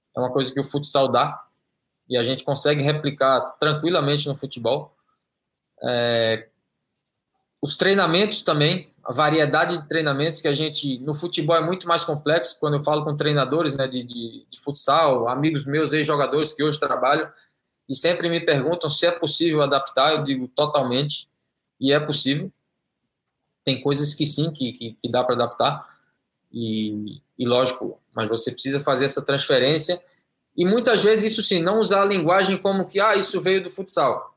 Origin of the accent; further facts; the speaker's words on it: Brazil; moved away as an adult; also born or lived in Belgium / Spain / Kuwait; now in Saudi Arabia; eu saí do Brasil com 23 anos, estou com 45